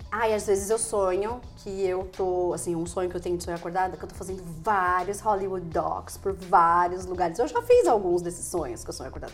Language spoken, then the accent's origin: Portuguese; Ribeirão Preto, São Paulo, Brazil; also born or lived in Maceió; eu nasci em Maceió, quando eu era criança, eu mudei para Ribeirão Preto.